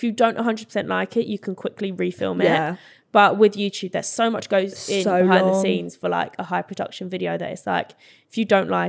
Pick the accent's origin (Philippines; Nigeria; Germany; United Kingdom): United Kingdom; Brentwood, East of England; I'm from Essex and I don't even have a real Essex accent.